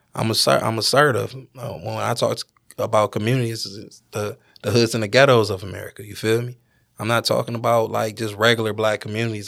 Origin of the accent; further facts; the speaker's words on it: Detroit, Michigan, United States; I'm from Detroit